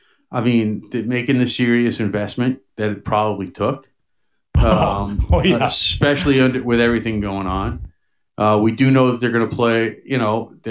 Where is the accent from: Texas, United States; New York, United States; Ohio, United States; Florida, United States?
New York, United States; New York City; now in Long Island, United States; I'm actually from Queens